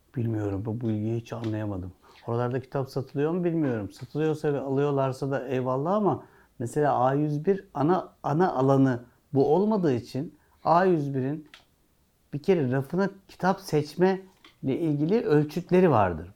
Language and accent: Turkish; Turkey; Biz Türküz